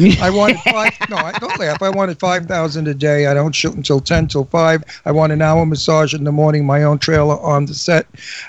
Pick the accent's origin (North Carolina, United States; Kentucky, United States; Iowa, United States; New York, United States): New York, United States; New York City; moved away; I'm from Brooklyn, and that's how we say it.